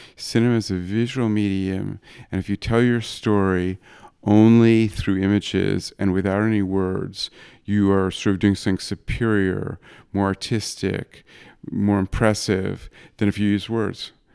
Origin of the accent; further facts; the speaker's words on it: New York, United States; also born or lived in Madrid; my hometown of New York